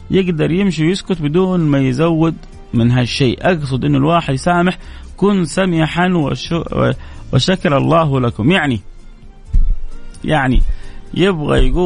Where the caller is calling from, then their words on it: Riyadh, Riyadh Province, Saudi Arabia; السلام عليكم … من الرياض